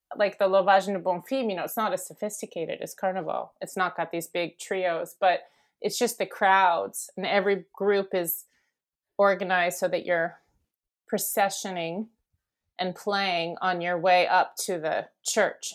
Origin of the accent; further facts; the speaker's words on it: Bay Area, California, United States; also born or lived in Daly City, California; I grew up here in the Bay Area. So I was born in uh, Daly City and then grew up in the peninsula, which is near the airport.